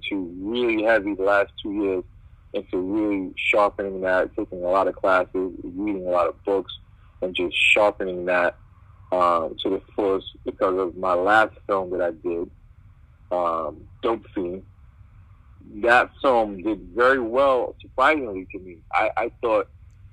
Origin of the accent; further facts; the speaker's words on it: New York City, New York, United States; I'm from born and raised in Brooklyn. My mother is Jamaican